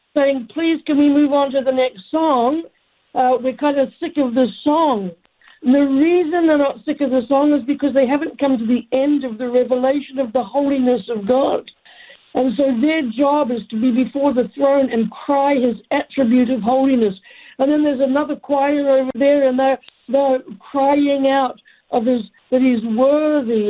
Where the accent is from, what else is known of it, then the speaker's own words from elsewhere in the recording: New Zealand; now in United States; I'm an American citizen now, even though I'm a New Zealander by birth